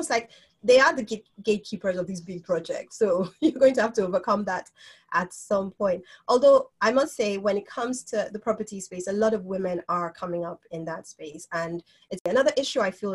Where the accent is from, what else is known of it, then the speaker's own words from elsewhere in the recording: Nigeria; moved away as an adult; being that we grew up in Nigeria, we went to school, we didn't have that exposure